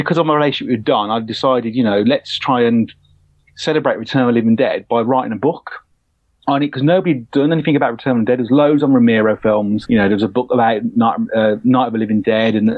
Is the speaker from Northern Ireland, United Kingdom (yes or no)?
no; Birmingham, West Midlands, United Kingdom; moved away; I come from an area in the UK where there's probably not much going on in regards to the film industry and creative. You know, I'm from Birmingham, which is the second city in the UK